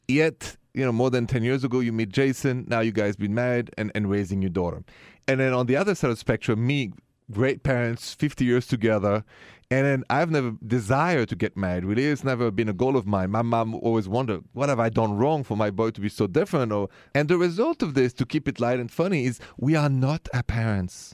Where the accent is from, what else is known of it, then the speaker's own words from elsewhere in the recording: France; moved away; I'm French